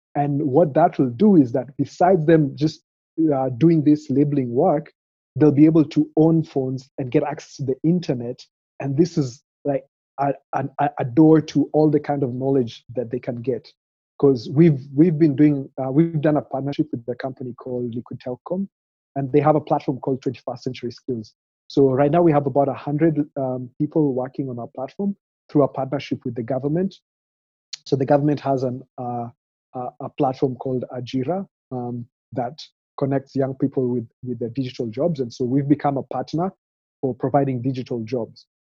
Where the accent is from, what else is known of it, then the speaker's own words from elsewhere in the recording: Kenya; I grew up here in Kenya, so was born in a small peri-urban town